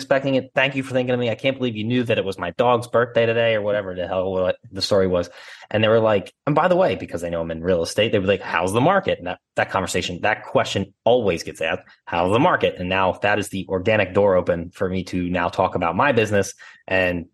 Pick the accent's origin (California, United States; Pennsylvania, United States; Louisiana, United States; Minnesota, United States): Pennsylvania, United States; Philadelphia; accent: Philly; I grew up in Northeast Philly, and now I live in Northwest Philly